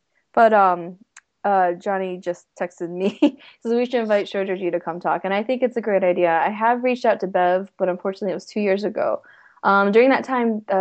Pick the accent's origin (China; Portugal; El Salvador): China; now in Cleveland, United States; I was born in China. I'm mostly of a Chinese background